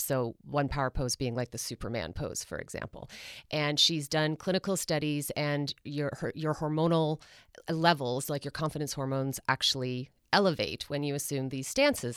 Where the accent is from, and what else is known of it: Canada